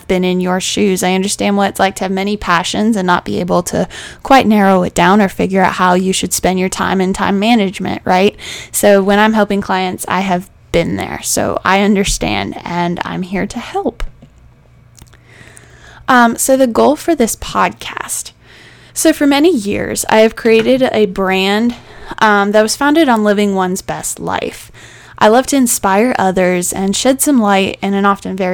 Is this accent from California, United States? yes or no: no; Charleston, South Carolina, United States; I am originally from Charleston, South Carolina, and I actually still live here. This is my home.